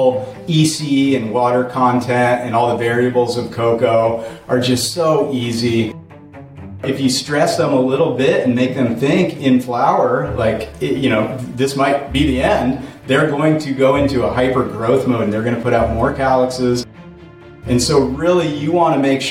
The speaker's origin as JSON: {"language": "English", "town": "Portland", "region": "Oregon", "country": "United States", "tie": "born or raised there", "also_born_or_lived": "Colorado", "moved": "as an adult", "said": "growing up in Portland, Oregon in the mid-90s"}